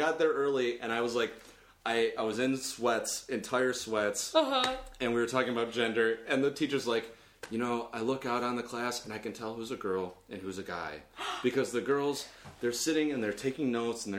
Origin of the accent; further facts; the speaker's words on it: Lockport, Illinois, United States; I'm from Lockport, Illinois. Or okay. Homer Glen, Illinois